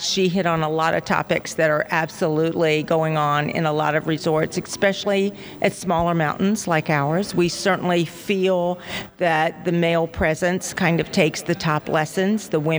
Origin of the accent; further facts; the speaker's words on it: Pennsylvania, United States; We're from Pennsylvania.